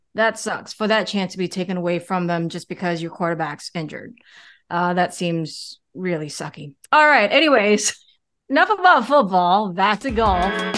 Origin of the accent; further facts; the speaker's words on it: United States; now in Singapore; I grew up in America.